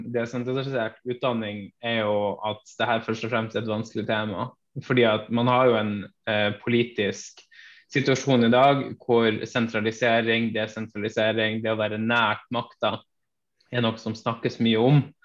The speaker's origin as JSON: {"language": "Norwegian", "town": "Hammerfest", "region": "Finnmark", "country": "Norway", "tie": "born or raised there", "said": "jeg er født og oppvokst i Hammerfest i, i, Finnmark"}